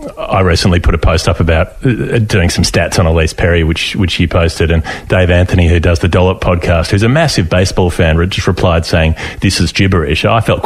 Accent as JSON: {"language": "English", "town": "Melbourne", "region": "Victoria", "country": "Australia", "tie": "born or raised there", "said": "I went to Eltham High School"}